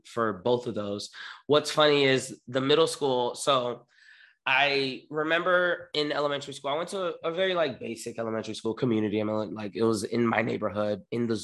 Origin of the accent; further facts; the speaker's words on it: Miami, Florida, United States; also born or lived in New York; now in Los Angeles, United States; I grew up in Miami, born and raised